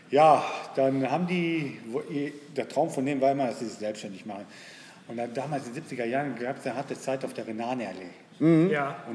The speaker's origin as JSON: {"language": "German", "town": "Traar", "region": "North Rhine-Westphalia", "country": "Germany", "tie": "born or raised there", "said": "ich bin in Trar aufgewachsen. ich"}